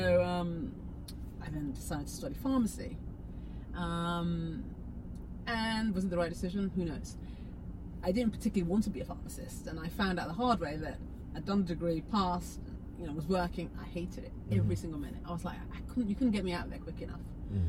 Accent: England, United Kingdom; born there; I'm born in England to Nigerian parents.

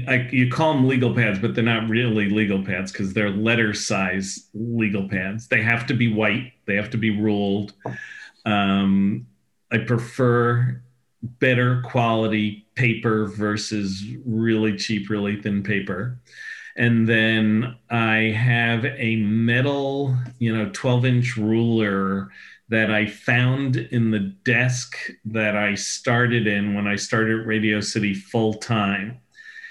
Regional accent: New York City, New York, United States; Growing up as a New Yorker

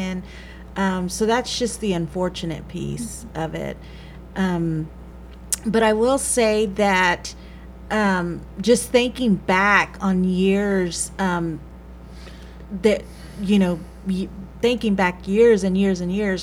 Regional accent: San Marcos, Texas, United States; born or raised there

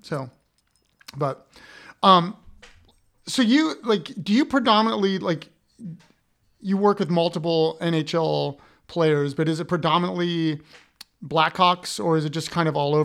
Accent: Columbus, Ohio, United States; I'm from Columbus, Ohio

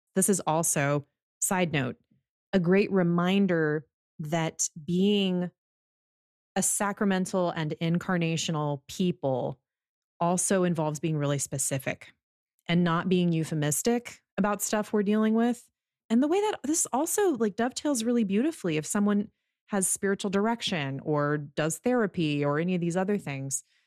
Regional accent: United States; being an American

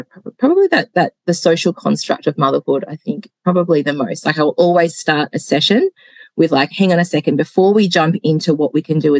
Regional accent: Hobart, Tasmania, Australia; also born or lived in Melbourne, Australia; now in Gippsland, Australia; I am Hobart born

